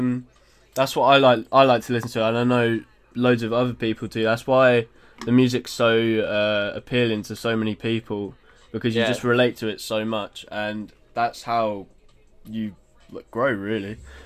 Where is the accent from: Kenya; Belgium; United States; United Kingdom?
United Kingdom; Stevenage, East of England; So we grew up in Stevenage.